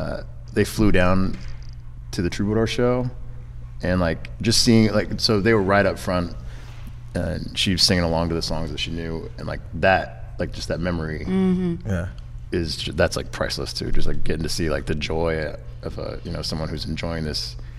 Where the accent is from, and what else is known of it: Chico, California, United States; born or raised there